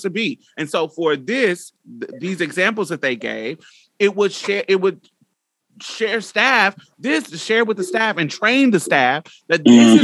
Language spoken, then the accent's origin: English; Midwest, United States; I'm from the up south, I'm from the Midwest.